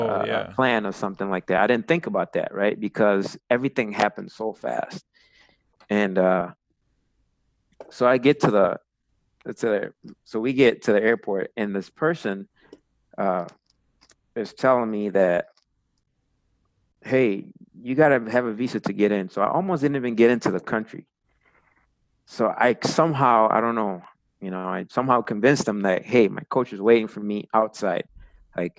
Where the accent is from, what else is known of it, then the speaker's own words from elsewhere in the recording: United States; I was from the United States